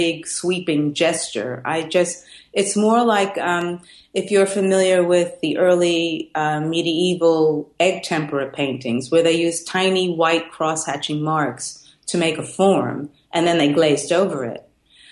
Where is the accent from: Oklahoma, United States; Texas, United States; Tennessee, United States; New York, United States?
New York, United States; moved away as an adult; also born or lived in Bruges; when I was growing up in New York